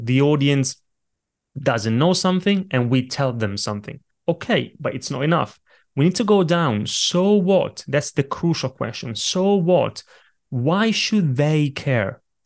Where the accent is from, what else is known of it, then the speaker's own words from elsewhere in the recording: Italy; now in London, United Kingdom; when I was a little kid growing up in Italy, I grew up in a family of very small business owners